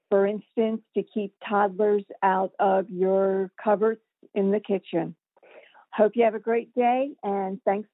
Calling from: Bloomsburg, Pennsylvania, United States; I'm calling from Bloomsburg, Pennsylvania.

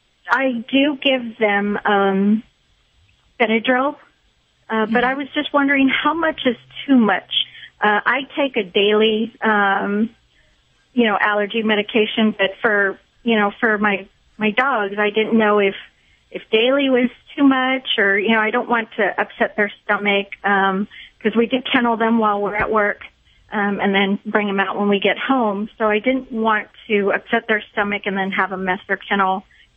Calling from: San Antonio, Texas, United States; San Antonio, Texas.

